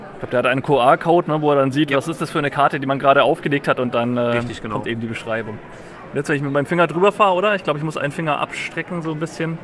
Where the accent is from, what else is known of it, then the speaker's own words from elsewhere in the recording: Nuremberg, Bavaria, Germany; ich bin aus Nürnberg